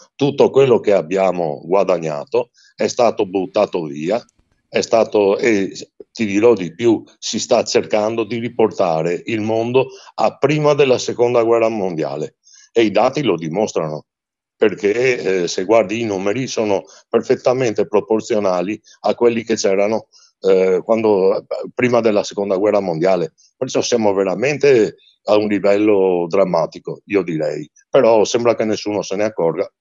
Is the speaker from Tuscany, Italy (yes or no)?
no; Venice, Veneto, Italy; quando ero ragazzino io a Venezia c'era anche una rassegna chiamata Gondola d'Oro